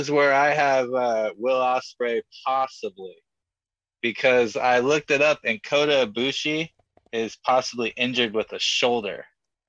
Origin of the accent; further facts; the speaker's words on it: United States; We're American.